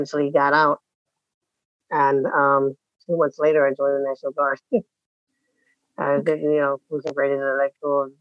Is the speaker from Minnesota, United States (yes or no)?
no; Chicago, Illinois, United States; I was born and raised in Chicago, on the southeast side, the southeast side of Chicago